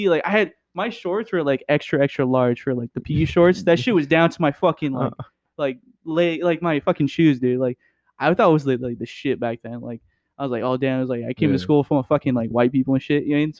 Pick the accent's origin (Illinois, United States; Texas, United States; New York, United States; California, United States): California, United States; Oakland; I came from like a whole different city. I came from Oakland, and I remember like I thought it was the shit because like everyone there was so different